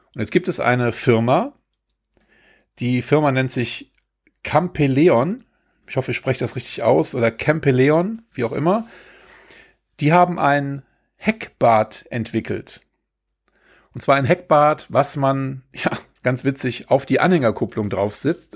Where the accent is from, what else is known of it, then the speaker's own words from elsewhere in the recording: Germany; wir als, äh, als Deutsche oder als äh, Kontinentaleuropäer